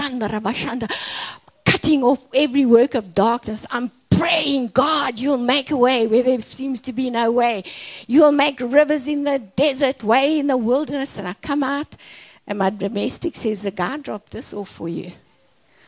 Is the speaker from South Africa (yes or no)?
yes; Orkney, North West, South Africa; I was from Orkney Snortney, okay? I was not looking to travel the world. I was a small town girl.